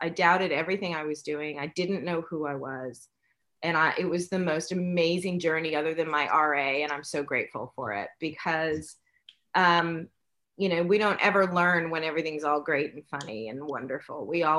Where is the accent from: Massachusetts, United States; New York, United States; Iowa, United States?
New York, United States; New York City; in New York City.